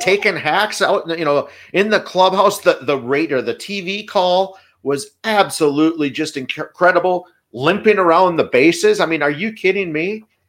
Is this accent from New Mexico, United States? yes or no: no; Appleton, Wisconsin, United States; growing up in Appleton.